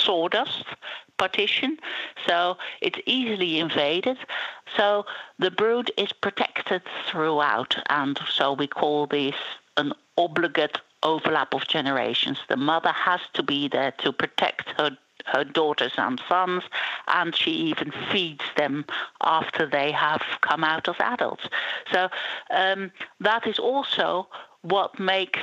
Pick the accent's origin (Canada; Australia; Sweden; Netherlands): Netherlands; moved away; also born or lived in Israel; I am from Holland originally, and I did my PhD on a carpenter bee species in Israel.